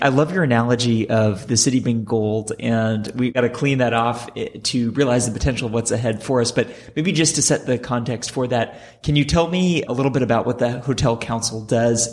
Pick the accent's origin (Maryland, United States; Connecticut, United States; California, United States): California, United States; San Francisco; here in my hometown